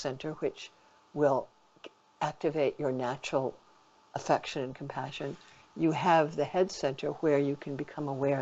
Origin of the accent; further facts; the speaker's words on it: New York, United States; I'm a New Yorker